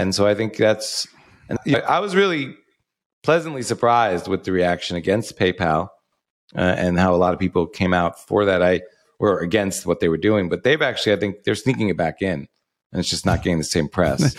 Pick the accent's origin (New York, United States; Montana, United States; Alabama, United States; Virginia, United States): New York, United States; also born or lived in outside Chicago, Illinois; now in Sarasota, United States; I'm originally from New York, but we moved here from outside of Chicago